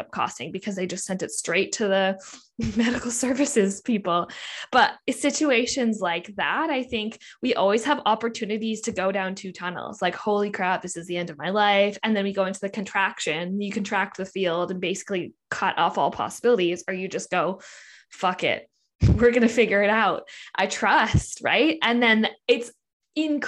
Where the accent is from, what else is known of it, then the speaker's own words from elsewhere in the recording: Canada; I'm Canadian